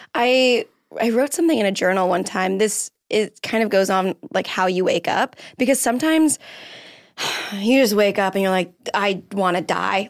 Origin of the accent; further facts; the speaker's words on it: Florida, United States; now in Los Angeles, United States; I'm from Florida